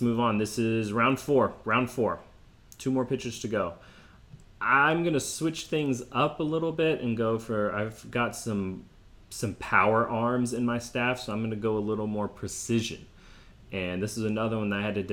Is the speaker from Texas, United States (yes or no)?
yes; Texas, United States; I'm from Texas